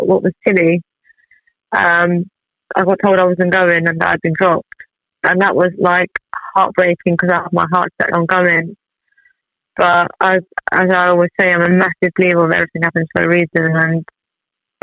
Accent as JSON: {"language": "English", "town": "Tehran", "region": "Tehran Province", "country": "Iran", "tie": "born or raised there", "moved": "yes", "said": "I was born in Iran, in Tehran, bang in the middle of the Middle East. I was born there, I grew up there, and so I've been here for like 20 years now"}